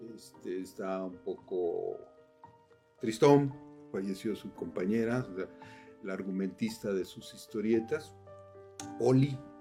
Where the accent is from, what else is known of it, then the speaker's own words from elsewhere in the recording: Cuautla, Morelos, Mexico; soy de Cuautla